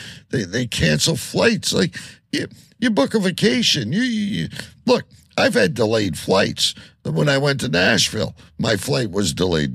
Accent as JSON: {"language": "English", "country": "Canada"}